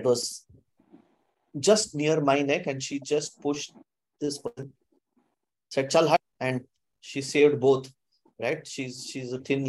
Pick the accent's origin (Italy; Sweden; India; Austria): India; Kalyan, Maharashtra; We used to stay in a place in a land far, far away called as Kalyan